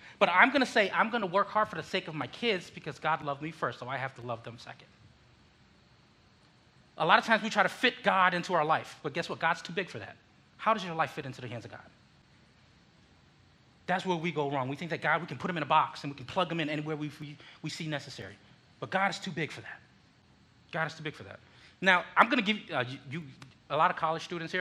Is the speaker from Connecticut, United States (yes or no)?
yes; Connecticut, United States; born or raised there; also born or lived in Philippines